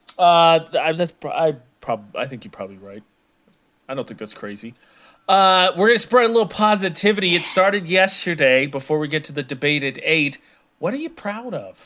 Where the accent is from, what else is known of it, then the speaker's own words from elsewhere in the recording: Midwest, United States; I'm from the Midwest.